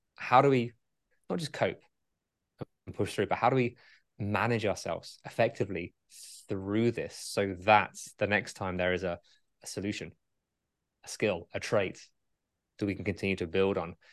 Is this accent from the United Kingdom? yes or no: yes; England, United Kingdom; I'm English.